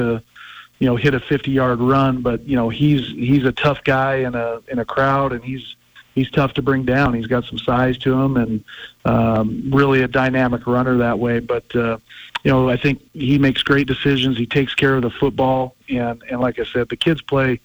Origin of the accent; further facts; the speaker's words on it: Pocatello, Idaho, United States; moved away; I grew up in Pocatello, Idaho